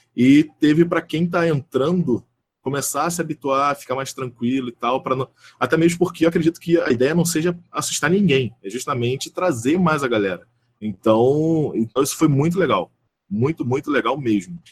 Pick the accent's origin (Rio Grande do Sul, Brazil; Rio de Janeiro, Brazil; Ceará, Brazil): Rio de Janeiro, Brazil; interior of Rio de Janeiro state, Brazil; eu sou do interior do Rio de Janeiro